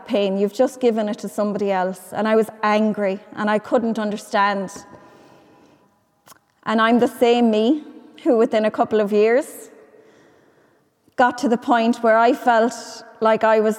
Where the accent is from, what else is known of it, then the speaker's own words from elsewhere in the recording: Ireland; I could feel safe in my hometown